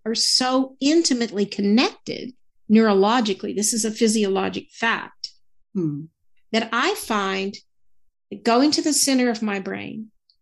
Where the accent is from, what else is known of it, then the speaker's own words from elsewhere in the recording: the South, United States; I'm from the South and we always call people sweetheart or honey.